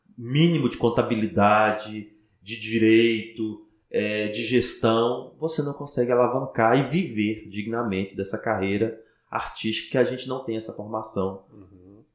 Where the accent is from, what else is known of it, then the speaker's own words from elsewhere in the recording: Teófilo Otoni, Minas Gerais, Brazil; also born or lived in Belo Horizonte; eu sou de Teoflotone